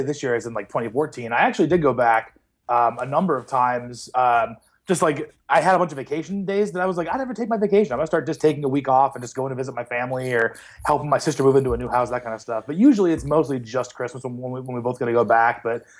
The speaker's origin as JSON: {"language": "English", "town": "Rockford", "region": "Illinois", "country": "United States", "tie": "born or raised there", "also_born_or_lived": "Quad Cities", "moved": "as an adult", "lives_now": "Cleveland, United States", "said": "I was born and raised in Rockford, Illinois, which is about 90 minutes northwest of Chicago."}